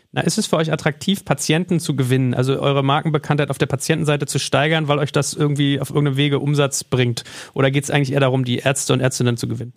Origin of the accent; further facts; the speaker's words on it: Germany; gerade als Deutsche